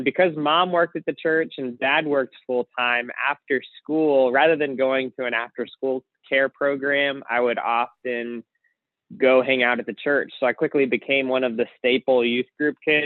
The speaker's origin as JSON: {"language": "English", "town": "Baltimore", "region": "Maryland", "country": "United States", "moved": "yes", "said": "I am originally from Baltimore, Maryland."}